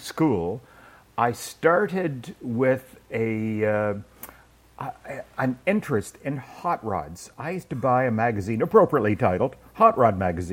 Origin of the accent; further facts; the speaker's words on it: Canada; also born or lived in Airdrie, North Lanarkshire, Scotland; now in United States; I'm very much Scottish by birth and then raised in Canada